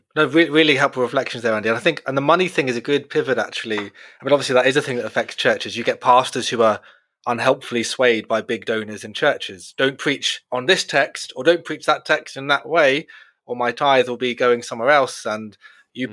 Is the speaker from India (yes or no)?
no; United Kingdom; we're all British